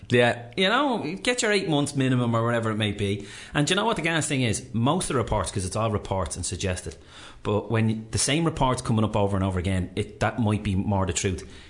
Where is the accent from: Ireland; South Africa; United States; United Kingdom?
Ireland; we're Irish